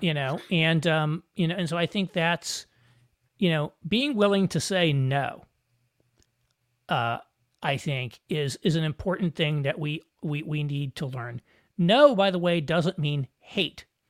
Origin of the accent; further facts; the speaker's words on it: Southern Indiana, United States; I grew up in Southern Indiana